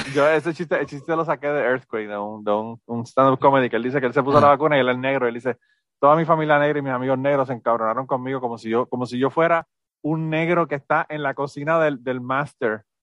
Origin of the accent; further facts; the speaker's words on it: Puerto Rico; moved away; yo no soy mexicano, yo soy puertorriqueño